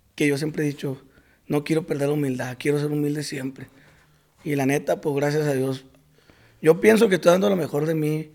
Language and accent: Spanish; Costa Rica, Sinaloa, Mexico; Soy de Costa Rica, Sinaloa. Ahí cerquita de Culiacán